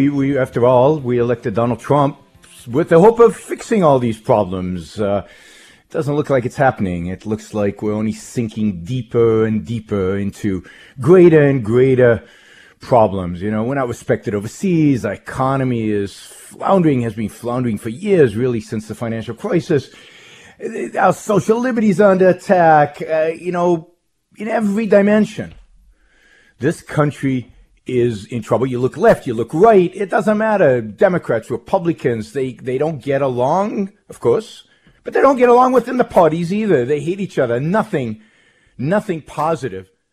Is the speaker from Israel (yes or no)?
yes; Israel; moved away as an adult; now in United States; I was born in Israel, raised in Israel, lived most of my early life in Israel, served in the Israeli army in military intelligence